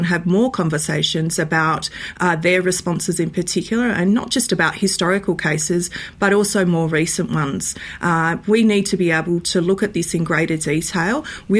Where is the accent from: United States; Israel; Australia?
Australia; Western Australia; my home state of Western Australia